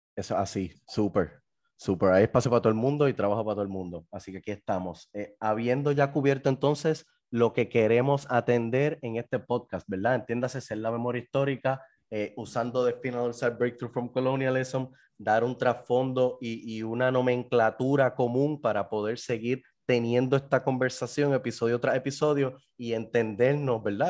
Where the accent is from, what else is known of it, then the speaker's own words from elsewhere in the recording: Puerto Rico; somos los puertorriqueños